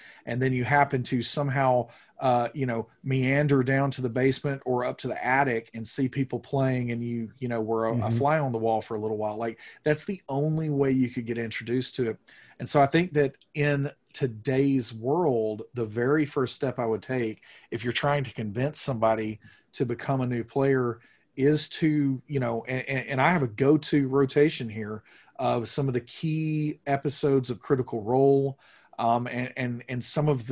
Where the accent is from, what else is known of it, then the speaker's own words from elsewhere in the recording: the Bible Belt, United States; I grew up here in the Bible Belt